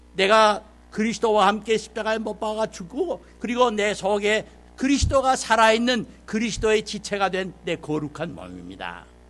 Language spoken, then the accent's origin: Korean; South Korea; 우리 한국 사람이 한국말로 말하면은